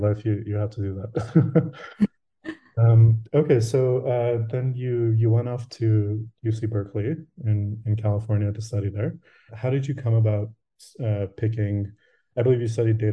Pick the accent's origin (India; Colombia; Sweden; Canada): Canada; also born or lived in Rochester, United States; I'm from Canada, but I did go to school in the US for a bit